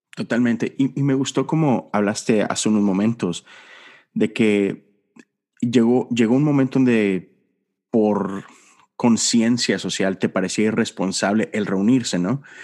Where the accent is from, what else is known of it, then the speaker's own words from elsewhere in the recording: Monterrey, Nuevo León, Mexico; mi padre, que tiene una pequeña iglesia en Monterrey, de donde yo soy